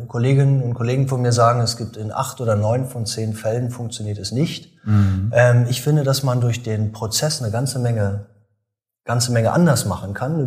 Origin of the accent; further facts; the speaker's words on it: Germany; moved away; also born or lived in Münster / Berlin; ich komme ja aus dem Osten